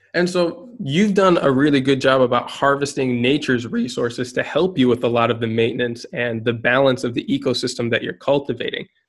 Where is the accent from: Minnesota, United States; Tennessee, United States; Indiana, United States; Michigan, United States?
Minnesota, United States; also born or lived in Guatemala; now in Spain; I am based in Spain, though I'm from Minnesota